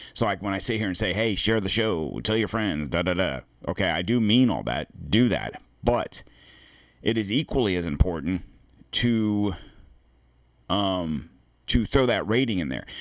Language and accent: English; United States; We are American.